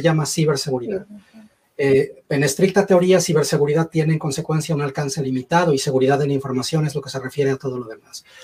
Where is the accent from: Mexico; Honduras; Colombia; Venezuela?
Mexico; moved away as an adult; also born or lived in Mexico City; now in Mississauga, Canada; nací en México, crecí en México. En 2011 se me metió la idea loca de emigrar a Canadá